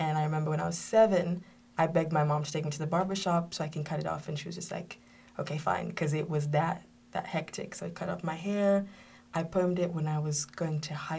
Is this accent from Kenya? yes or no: yes; Kenya; I grew up in Kenya.